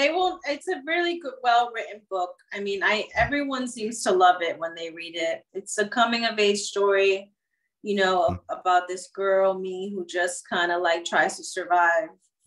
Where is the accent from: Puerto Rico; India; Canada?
Puerto Rico; And I'm from Puerto Rico, my family's from Puerto Rico